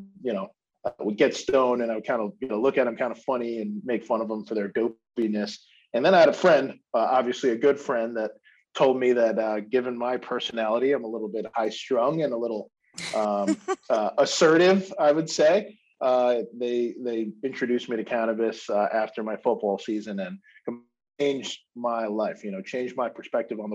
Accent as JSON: {"language": "English", "area": "Long Island", "region": "New York", "country": "United States", "tie": "born or raised there", "moved": "as an adult", "said": "I'm from New York originally. I grew up in New York, the craziness that is New York, specifically on Long Island before moving into the city."}